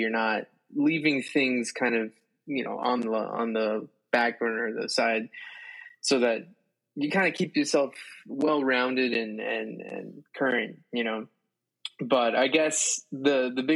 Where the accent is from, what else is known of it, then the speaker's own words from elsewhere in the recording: South Florida, United States; moved away as an adult; also born or lived in Colombia / Boston; now in New York, United States; I'm a Colombian saxophonist who grew up in Florida, South Florida